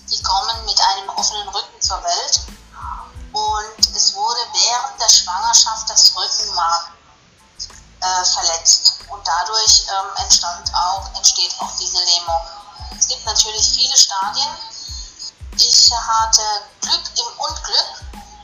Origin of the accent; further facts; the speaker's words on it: Frauenberg, Germany; ich bin aus Frauenberg.